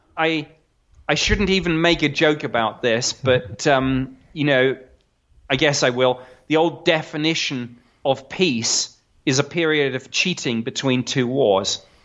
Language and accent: English; United Kingdom; now in United States; I'm I'm a Brit